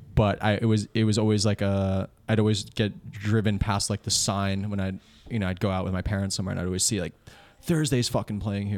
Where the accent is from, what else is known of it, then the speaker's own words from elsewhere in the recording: Old Bridge, New Jersey, United States; also born or lived in Bayonne, New Jersey; him and I grew up in Old Bridge, like Central Jersey.